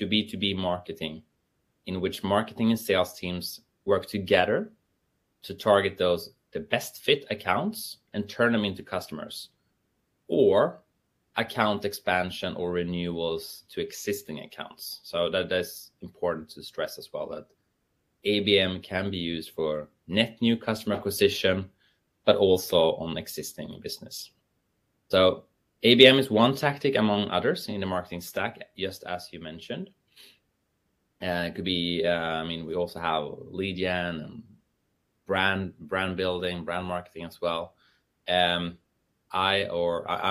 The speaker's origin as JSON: {"language": "English", "country": "Sweden", "said": "I'm from Sweden"}